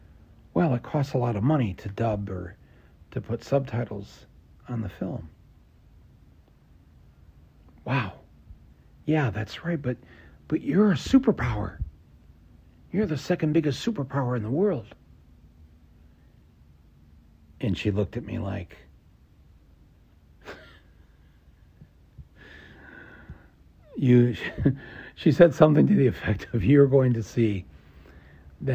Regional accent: Flint, Michigan, United States; as a small child growing up in Flint, Michigan, with the home of General Motors

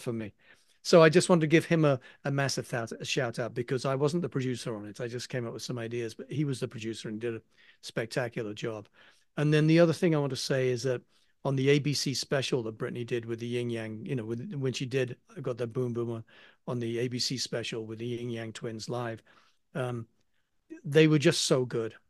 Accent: England, United Kingdom; accent: English; now in United States; being an Englishman

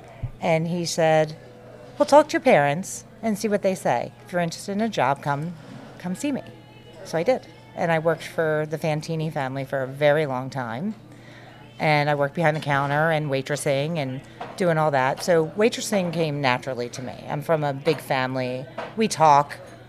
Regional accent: outside of Philadelphia, Pennsylvania, United States; moved away as an adult; also born or lived in South Carolina; now in West Orange, United States; I grew up outside of Philly in Pennsylvania.

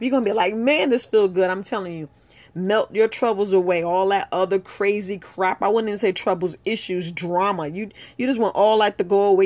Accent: New York City, New York, United States; moved away as an adult; I grew up in New York. I grew up right there in the Bronx.

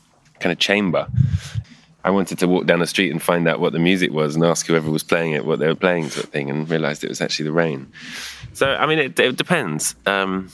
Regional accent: London, United Kingdom; Where I grew up in London, my street used to basically have the river running right outside it

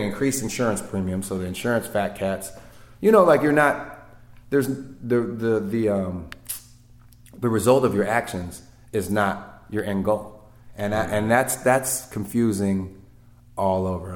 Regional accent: California, United States; I'm from California, like you know, we're our own country almost.

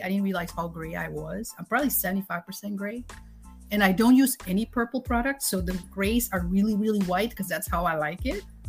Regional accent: Suriname; born or raised there; moved away as an adult; now in United States

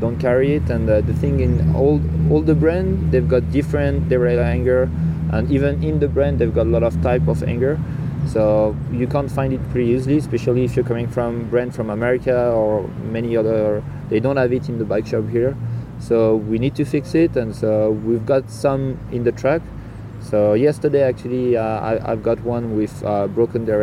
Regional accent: La Clusaz, Auvergne-Rhône-Alpes, France; I'm from the Alps and I used to go up there pretty often. Like I live really in the climb in La Clusaz

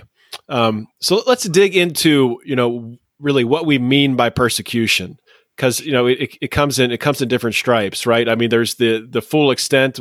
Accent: United States; Living and growing up in the United States

